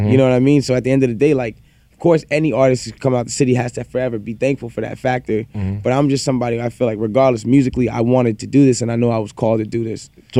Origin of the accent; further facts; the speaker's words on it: Toronto, Ontario, Canada; we're all from Toronto.